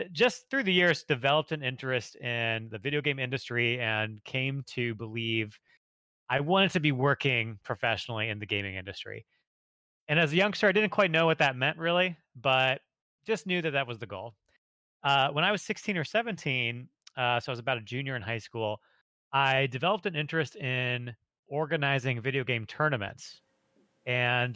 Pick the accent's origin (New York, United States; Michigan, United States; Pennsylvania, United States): Michigan, United States; moved away as an adult; now in Los Angeles, United States; So I grew up in Michigan